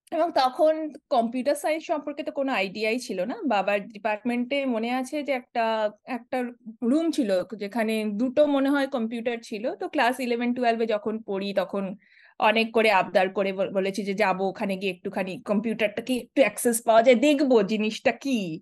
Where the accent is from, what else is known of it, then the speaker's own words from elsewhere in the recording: Siliguri, West Bengal, India; moved away as an adult; also born or lived in Kolkata, India / Kanpur, India; now in San Diego, United States; আমি বড় হয়েছি শিলিগুড়িতে শিলিগুড়িও নয় আমি বড় হয়েছি শিলিগুড়িরও প্রায় দশ কিলোমিটার ভিতরে বাগডোগরার দিকে শিব মন্দির বলে একটা এলাকায়